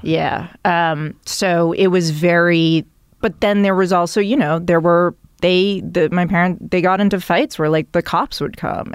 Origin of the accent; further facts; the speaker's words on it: Milton, Massachusetts, United States; moved away as an adult; also born or lived in New York; Milton is fifteen minute drive into Boston, as a kid, the public transportation was not great